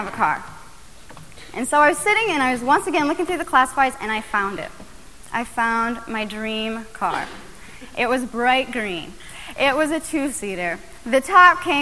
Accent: Iowa, United States; my hometown, University Avenue is the cruising strip. It's three lanes. I mean, if there is a cruising strip in Iowa, this is the cruising strip

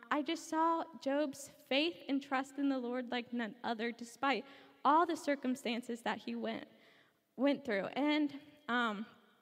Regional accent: Brownsburg, Indiana, United States; I'm from Brownsburg, Indiana, which is on the west side of Indianapolis.

